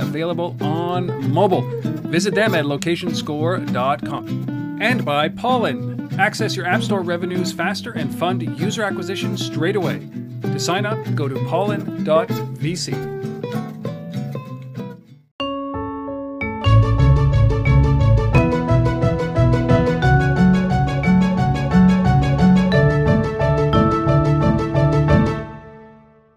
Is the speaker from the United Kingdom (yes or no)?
no; Canada; I am a Canadian